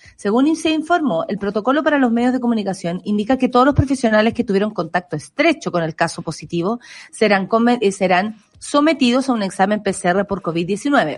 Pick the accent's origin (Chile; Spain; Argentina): Chile; ciudadana chilena